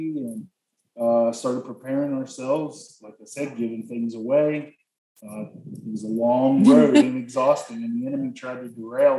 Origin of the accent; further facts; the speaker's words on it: Harrison, Ohio, United States; moved away as an adult; also born or lived in Maineville, Ohio; now in Matagalpa, Nicaragua; And we're all from the Cincinnati area. Mm-hmm. Actually, we're from Harrison out on the west side, but we spent the last probably 30 years up in Mainville, pretty close to Wilmington.